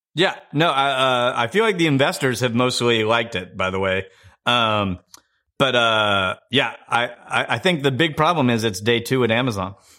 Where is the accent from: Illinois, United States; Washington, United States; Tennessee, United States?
Illinois, United States; Chicago; my hometown of Chicago